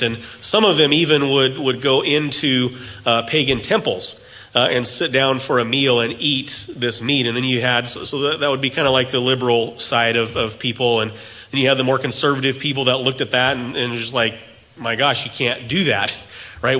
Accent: United States; As Americans

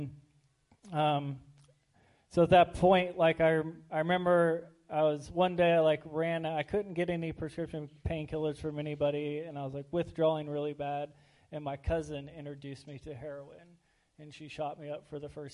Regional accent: Lebanon, Oregon, United States; also born or lived in Arizona; I was born in Arizona and I grew up in Lebanon, Oregon.

